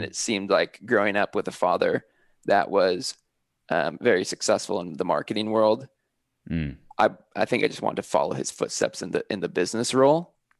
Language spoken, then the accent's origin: English; California, United States; because I moved from Northern California and I went to college by myself, I didn't know anyone there.